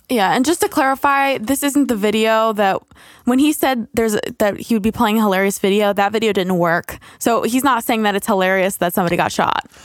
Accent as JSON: {"language": "English", "country": "United States", "said": "as Americans"}